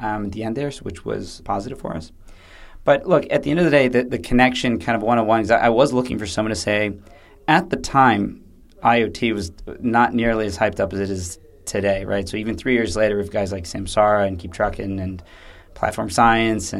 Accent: United States; moved away; being an American

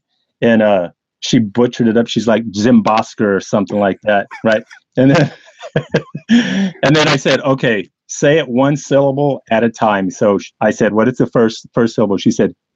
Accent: Texas, United States; I was from Texas because I said y'all

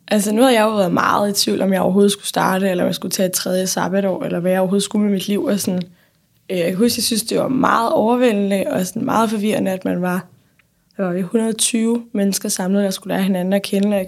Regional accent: North Denmark Region, Denmark; now in Copenhagen, Denmark; Altså, nu flyttede jeg fra Nordjylland til København, og jeg kendte ingen.

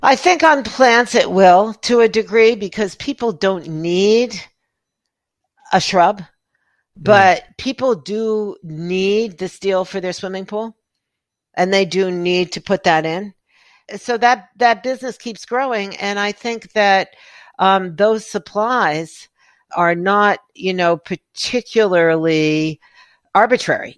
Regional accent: New York City, New York, United States; growing up in New York City where you had, you know, a closet for a bathroom

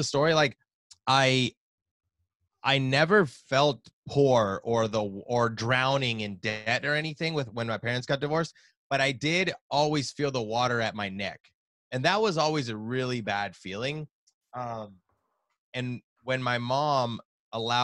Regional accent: Nashville, Tennessee, United States; Born and raised in Nashville, Tennessee.

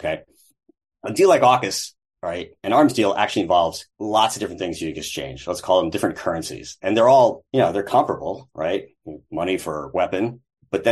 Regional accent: United States; As American voters

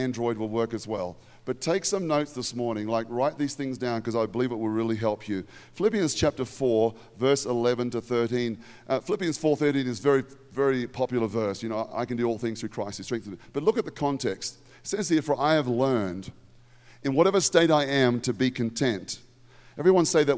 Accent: Australia; in Australia, we have the word fair dinkum

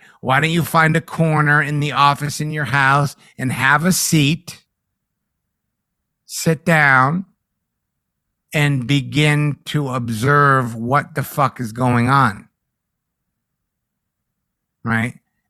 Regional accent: East Coast, United States; Maybe it's because I'm from the East Coast or whatever

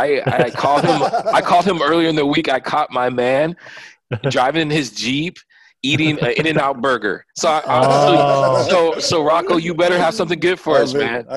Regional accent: Santa Barbara, California, United States; also born or lived in Japan; I'm from Santa Barbara, and it's, I'm just going to, I went to Santa Barbara High School, shout out to SBHS.

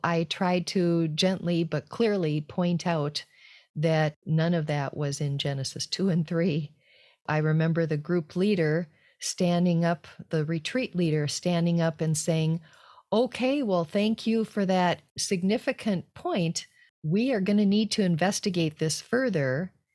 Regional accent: United States; moved away as an adult; also born or lived in France; being an American in a group of French people.

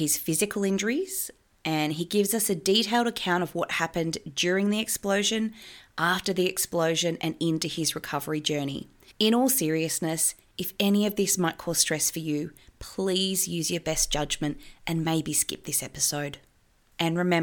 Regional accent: Forbes, New South Wales, Australia; I grew up in a pub in a small country town called Forbes

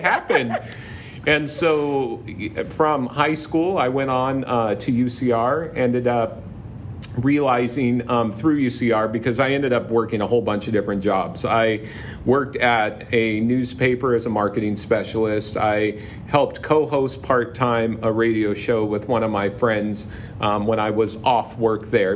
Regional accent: Palm Springs, California, United States; I grew up in the Palm Springs area

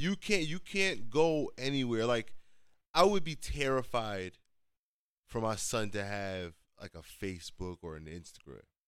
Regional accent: United States; I'm also a child born here. I'm into this culture. I'm, I am American

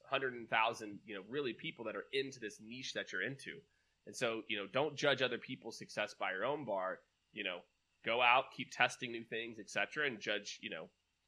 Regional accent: Kansas City, United States; also born or lived in New York; now in Austin, United States; I'm originally from Kansas City

